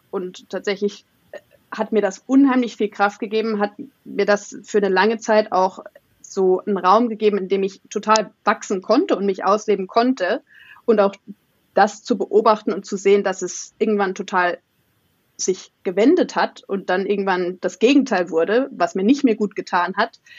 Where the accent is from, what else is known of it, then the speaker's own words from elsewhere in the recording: Saarland, Germany; moved away; Ursprünglich aus einem ganz kleinen Dorf, 500 Seelen, äh, in, im schönen Saarland.